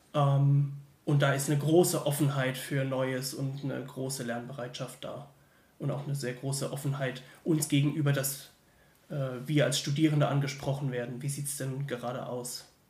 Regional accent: Mannheim, Baden-Württemberg, Germany; now in Heidelberg, Germany; Ich komme eigentlich aus Mannheim, studiere nur gerade in Heidelberg

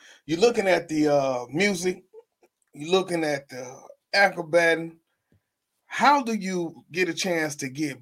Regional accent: Shreveport, Louisiana, United States; I'm from Shreveport, Louisiana

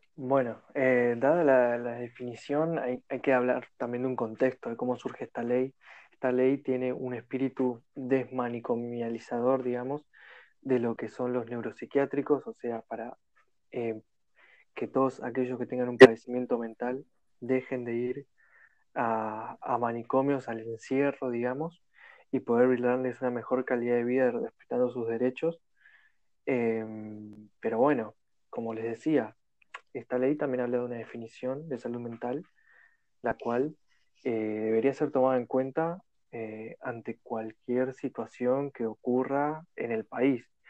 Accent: Argentina; de Argentina

